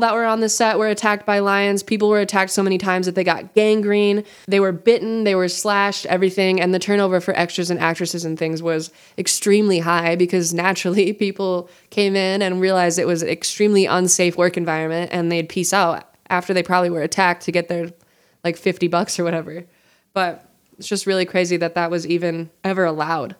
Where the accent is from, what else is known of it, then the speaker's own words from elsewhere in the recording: Montana, United States; I'm from Montana